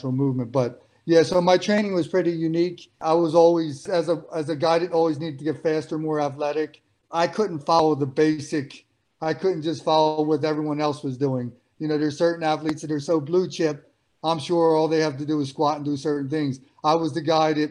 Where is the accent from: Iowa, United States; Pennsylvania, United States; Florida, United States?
Pennsylvania, United States; Philadelphia; growing up in Philadelphia, it was part Rocky.